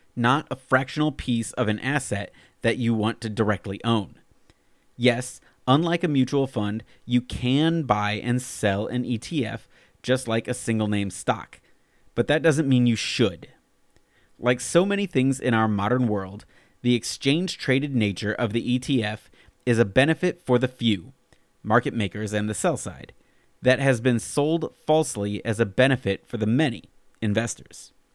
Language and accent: English; Alabama, United States; now in Fairfield County, Connecticut, United States; I'm originally from Alabama, but now live out in the wilds of Fairfield County, Connecticut.